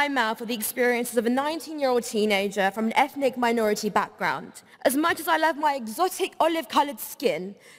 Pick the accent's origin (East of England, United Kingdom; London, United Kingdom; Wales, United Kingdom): London, United Kingdom; I'm from London, the most multicultural city in the world